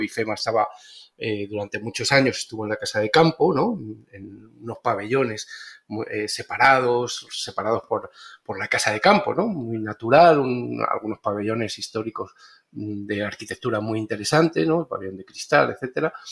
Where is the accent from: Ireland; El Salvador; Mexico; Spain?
Spain; moved away as an adult; also born or lived in Béjar, Salamanca, Spain; now in Panama; soy español, arquitecto